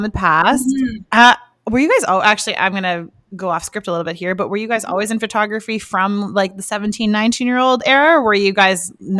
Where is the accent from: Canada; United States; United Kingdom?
Canada; Richmond, British Columbia; now in White Rock, Canada; I'm from Richmond, but I live in White Rock.